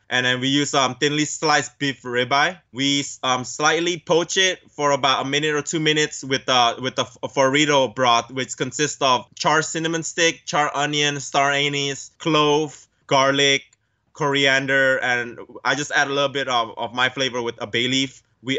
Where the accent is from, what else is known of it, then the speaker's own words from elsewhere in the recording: California, United States; Growing up in San Gabriel Valley, where a majority of Asians, I'm so lucky to live around that neighborhood